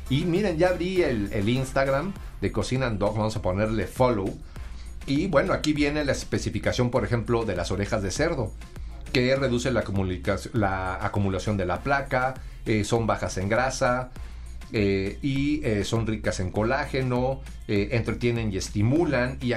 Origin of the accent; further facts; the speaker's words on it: Sonora, Mexico; Yo creo que esto se parece mucho a lo que allá en, mi tierra consumen, que es la carne, seca, en Sonora.